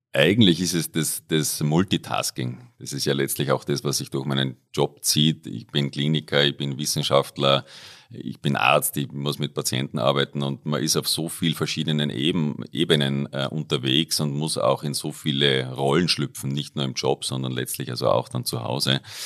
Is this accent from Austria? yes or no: yes; Upper Austria, Austria; moved away as an adult; now in Innsbruck, Austria; ich komme ursprünglich aus Oberösterreich, äh, bin dort aufgewachsen, dort da zur Schule gegangen